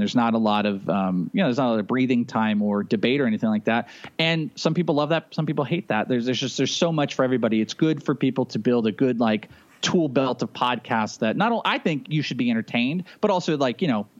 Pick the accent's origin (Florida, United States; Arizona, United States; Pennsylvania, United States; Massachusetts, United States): Arizona, United States; I'm from Arizona.